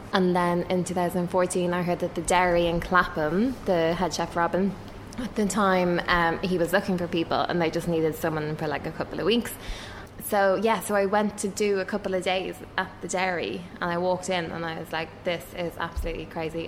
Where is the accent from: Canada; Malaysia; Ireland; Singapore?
Ireland; moved away; I used to work in human resources in Ireland. I'm Irish